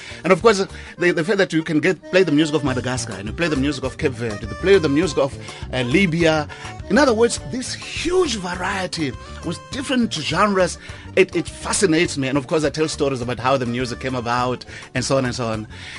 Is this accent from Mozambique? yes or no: yes; Mozambique; now in South Africa; I was born in Mozambique, but I've been living here for the past 40 years. As I said, I arrived in 1975.